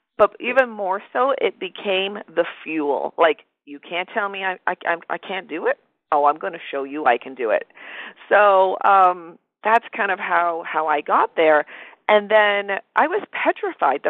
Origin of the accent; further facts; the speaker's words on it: Toronto, Ontario, Canada; moved away; I'm originally from Toronto, Canada